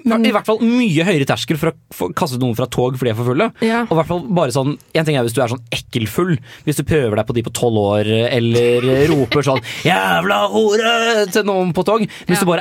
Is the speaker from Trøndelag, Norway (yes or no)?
no; Tønsberg, Vestfold, Norway; Altså, jeg, merker jeg snakket, litt, jeg snakket litt breiere når jeg har vært hjemme